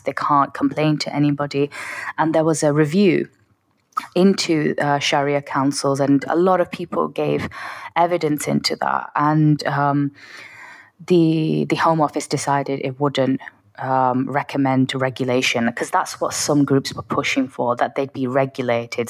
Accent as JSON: {"language": "English", "town": "Oldham", "region": "North West England", "country": "United Kingdom", "tie": "born or raised there", "said": "my hometown"}